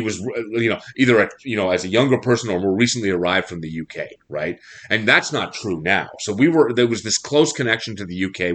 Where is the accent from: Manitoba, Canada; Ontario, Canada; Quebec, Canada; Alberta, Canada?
Quebec, Canada; Montreal